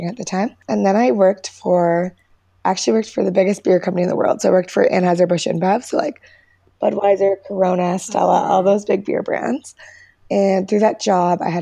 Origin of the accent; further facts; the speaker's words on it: Canada; also born or lived in Bali, Indonesia; I am from Canada. I'm in Calgary right now, but I'm actually a bit of a nomad